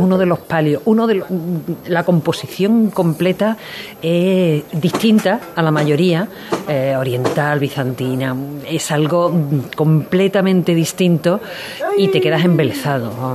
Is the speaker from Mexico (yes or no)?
no; Salteras, Andalusia, Spain; vengo de Salteras